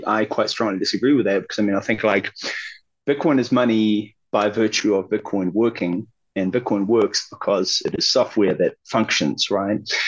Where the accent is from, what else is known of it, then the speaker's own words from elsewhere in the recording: Auckland, New Zealand; moved away as an adult; also born or lived in Tauranga / Wellington; Auckland primarily. I was born in like Tauranga. Spent a bit of time in Wellington while I was a kid